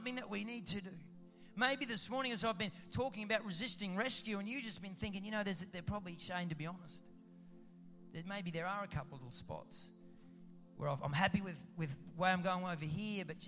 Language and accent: English; Roma, Queensland, Australia; I'm from Rome.